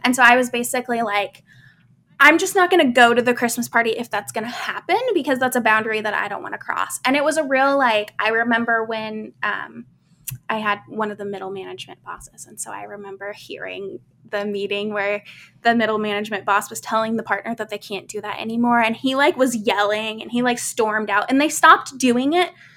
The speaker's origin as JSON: {"language": "English", "region": "Midwest", "country": "United States", "tie": "born or raised there", "said": "I grew up in the Midwest"}